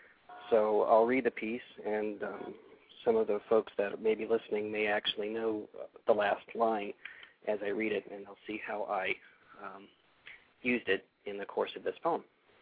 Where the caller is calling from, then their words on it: Ohio, United States; Well, I'm calling from Ohio, but my phone number is from Texas, so it's a little strange.